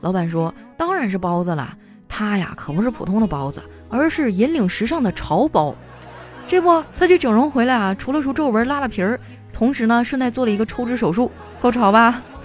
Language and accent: Chinese; Northeast China, China; 身为一个东北人啊，我真的太爱搓澡了